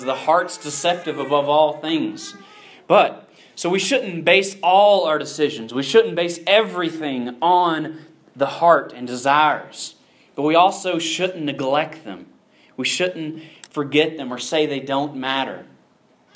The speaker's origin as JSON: {"language": "English", "region": "the South", "country": "United States", "tie": "born or raised there", "said": "I grew up in the South"}